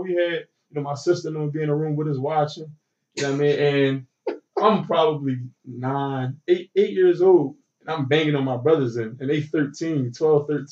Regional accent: Philadelphia, Pennsylvania, United States; I grew up in North Philly, so, you know, it was a little dangerous out

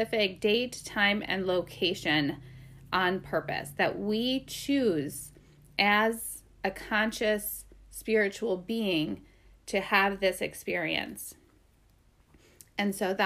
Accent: Minnesota and Wisconsin, Midwest, United States; moved away; also born or lived in Great Falls, Montana; I spent most of my life in Minnesota and Wisconsin

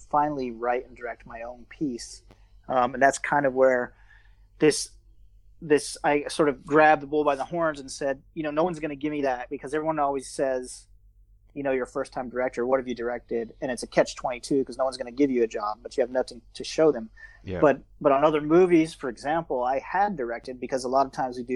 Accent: Georgia, United States; moved away as an adult; now in Bangkok, Thailand; I grew up in Georgia, the state of Georgia, not the Georgia in Russia

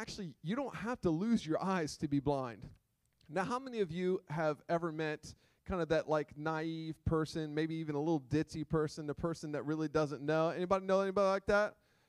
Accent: Gumborough, Delaware, United States; also born or lived in Millsboro; Growing up in Gumborough, right? Come on. Come on, I'm from Gumborough. I'm from Millsboro.

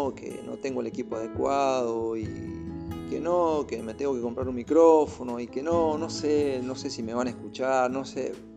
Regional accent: Argentina; now in Chile; soy de Argentina, pero estoy viviendo en Chile ahora con mi familia

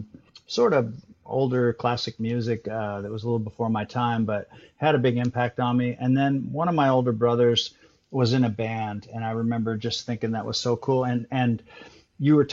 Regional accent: Midwest, United States; I grew up in the Midwest

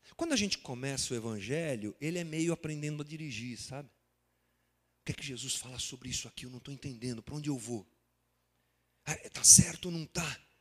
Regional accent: Guarulhos, São Paulo, Brazil; como brasileiros, como guarulhenses, como nascidos aqui no século 21

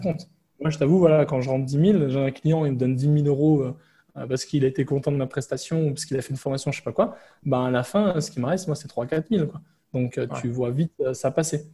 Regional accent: France; moved away as an adult; now in Vietnam; mon pays d'origine, donc la France

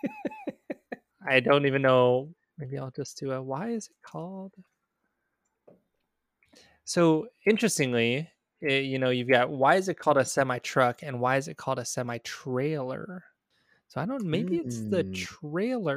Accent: Tennessee, United States; Growing up in Tennessee

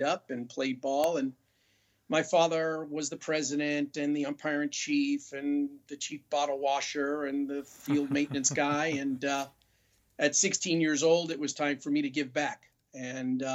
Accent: New York City, New York, United States; moved away; I'm originally from New York

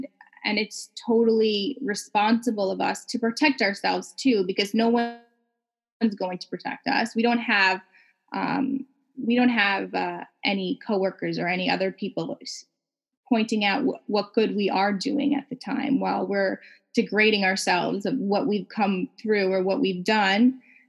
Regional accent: Canada; And I felt as a Canadian, not as important as other customers for other bigger brands that really weren't focused on our market.

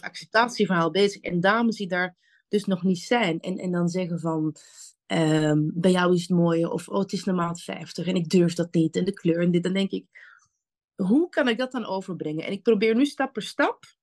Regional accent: Antwerp, Flanders, Belgium; now in The Hague, Netherlands; Ik ben kom oorspronkelijk uit Antwerpen

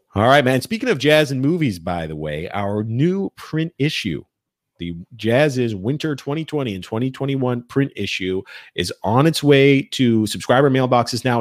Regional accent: South Florida, United States; I grew up in South Florida

